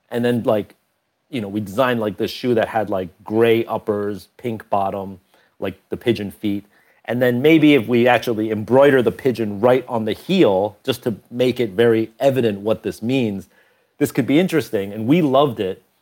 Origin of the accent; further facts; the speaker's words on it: Portland, Oregon, United States; We're from Portland, Oregon. We don't understand New York.